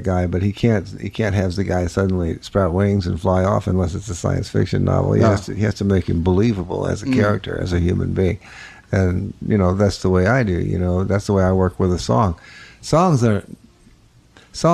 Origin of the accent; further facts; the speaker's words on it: New Orleans, Louisiana, United States; moved away; New Orleans